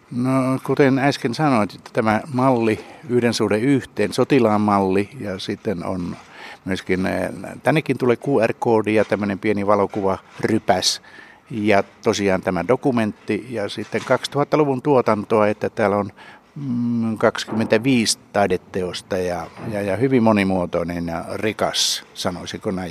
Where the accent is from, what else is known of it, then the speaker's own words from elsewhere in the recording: Savonia, Finland; me molemmat olemme Savosta